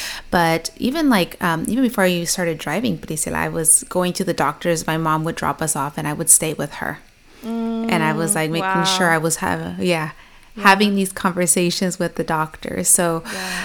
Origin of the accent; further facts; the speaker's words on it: Chino, California, United States; I actually grew up in a little city called Chino, so it's close to Pomona, it's close to the IE